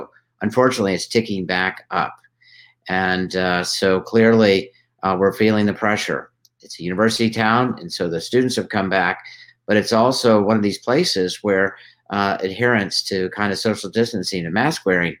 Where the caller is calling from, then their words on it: Tucson, Arizona, United States; I'm calling in from Tucson, Arizona.